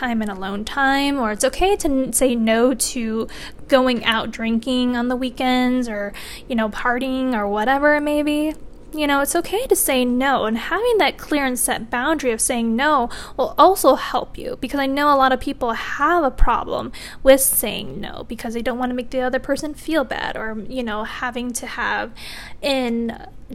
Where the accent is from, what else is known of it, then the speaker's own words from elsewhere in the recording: Michigan, United States; now in Virginia, United States; I'm from Michigan, and Michigan summers are also hot, but they're not as hot as Virginia